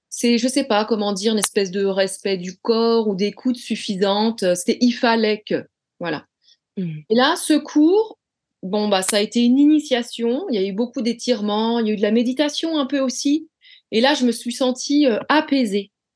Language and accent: French; Rennes, Brittany, France; J'ai toujours vécu à Rennes